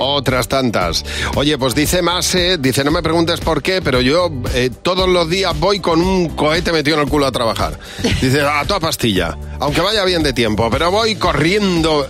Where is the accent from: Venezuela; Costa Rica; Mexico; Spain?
Spain; Madrid, Community of Madrid; yo nací en Moratalaz, que las casas eran de 100 metros como mucho